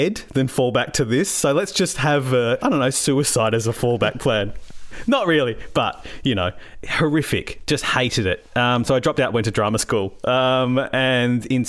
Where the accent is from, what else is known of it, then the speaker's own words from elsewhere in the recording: Ballarat, Victoria, Australia; I grew up in Ballarat